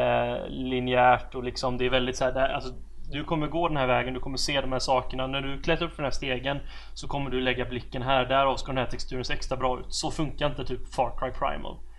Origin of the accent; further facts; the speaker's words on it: Sweden; som svensk